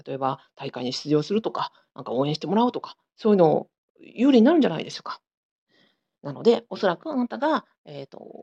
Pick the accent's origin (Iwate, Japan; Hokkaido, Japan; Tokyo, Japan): Hokkaido, Japan; Sapporo; 私同じく札幌出身で、えー、子育てしながらあの田舎でやってる